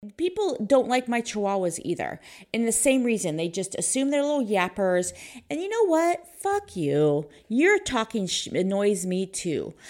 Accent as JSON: {"language": "English", "town": "Pleasanton", "region": "California", "country": "United States", "tie": "born or raised there", "said": "I grew up in Pleasanton."}